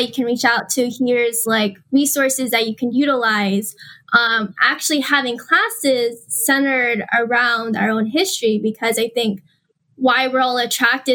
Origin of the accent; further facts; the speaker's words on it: San Diego, California, United States; I'm from San Diego